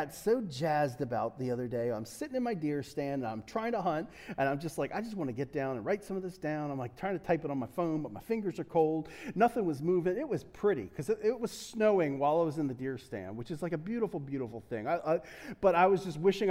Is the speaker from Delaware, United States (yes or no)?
yes; Delaware, United States; also born or lived in Pittsburgh / New England; I'm from Delaware, so we don't get a lot of snow